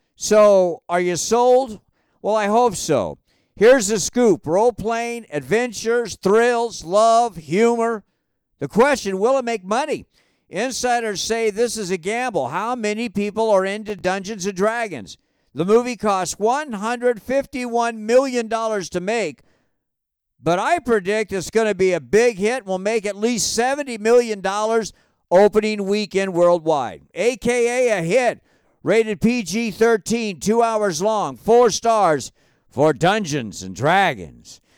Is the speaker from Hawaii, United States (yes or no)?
yes; Hawaii, United States; moved away; growing up in Hawaii, we were taught as kids to always treat the animals of the ocean with the utmost respect.